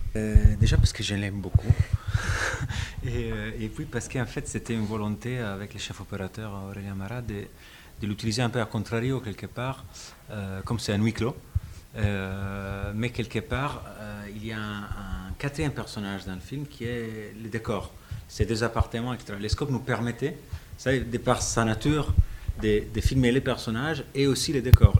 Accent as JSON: {"language": "French", "country": "Italy", "second_language": "French", "moved": "yes", "said": "je suis italien"}